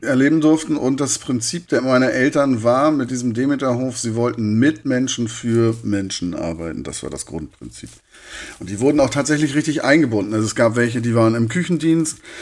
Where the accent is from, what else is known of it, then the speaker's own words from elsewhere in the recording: Hartenholm, Schleswig-Holstein, Germany; also born or lived in Hamburg / Corsica; now in Darmstadt, Germany; Und dann bin ich in Hartenholm gelandet.